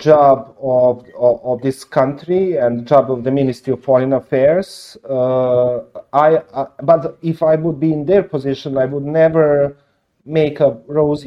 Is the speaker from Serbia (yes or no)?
yes; Serbia; I'm from Serbia